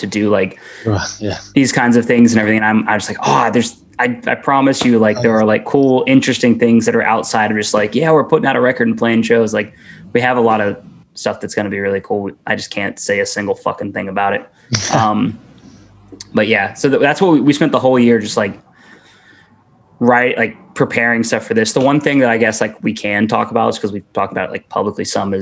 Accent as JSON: {"language": "English", "town": "Atlanta", "region": "Georgia", "country": "United States", "moved": "as an adult", "lives_now": "Savannah, United States", "said": "I'm from Atlanta, Georgia"}